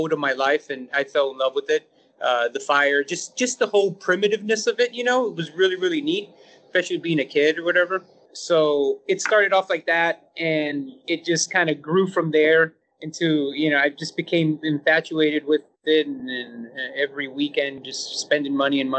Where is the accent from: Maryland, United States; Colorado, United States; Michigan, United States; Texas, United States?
Texas, United States; San Antonio; I've lived here my whole life, born and raised here.